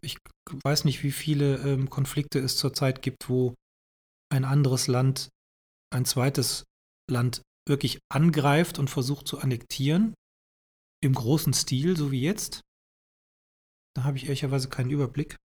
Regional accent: Germany; hier bei uns im Westen in Deutschland

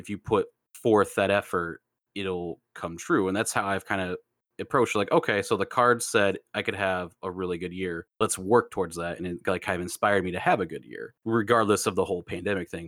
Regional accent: United States; I'm Vietnamese American

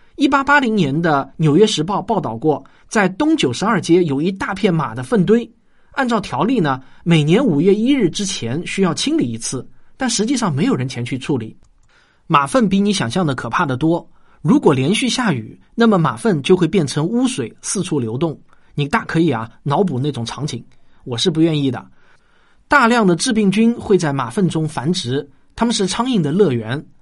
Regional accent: Shaoxing, Zhejiang, China; 我小时候在绍兴的测水牌老家

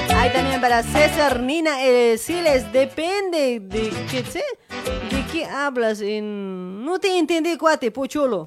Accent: Bolivia; now in Argentina; cuando nosotros llegamos de Argentina a, Bolivia

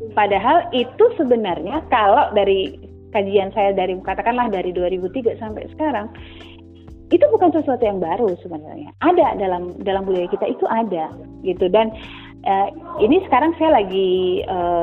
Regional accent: Yogyakarta, Special Region of Yogyakarta, Indonesia; also born or lived in Papua / Fakfak; sampai SMP saya ke Jogja ikut orang tua saya kuliah

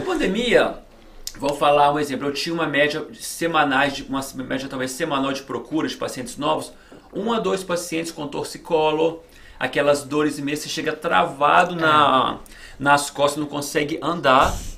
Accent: Belo Horizonte, Minas Gerais, Brazil; moved away as an adult; also born or lived in Los Angeles, California, United States; now in Miami, United States; voltei ah. para o Brasil com 7 anos de idade. Passei a minha infância, juventude lá no Brasil

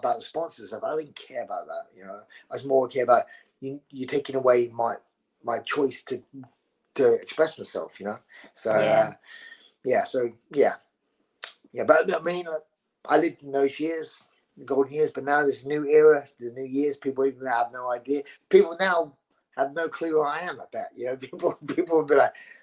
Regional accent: London, United Kingdom; accent: Scottish; I'm from the East End of London. … were family friends of my mother's

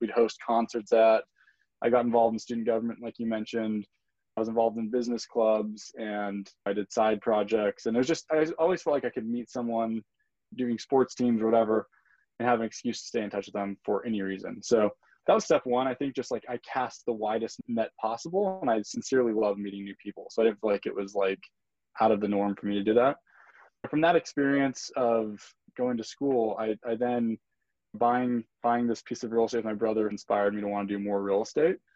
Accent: Utah, United States; also born or lived in Brazil / Brasilia, Brazil; grew up in Utah

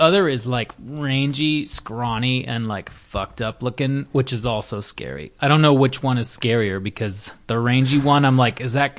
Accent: Naperville, Illinois, United States; moved away as an adult; also born or lived in Kenosha, Wisconsin / Midwest; now in Los Angeles, United States; So I grew up outside of Chicago, you know, 15, 20 miles outside of Chicago.

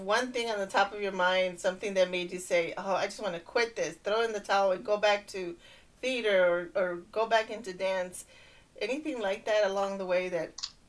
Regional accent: Harlingen, Texas, United States; I grew up in Harlingen.

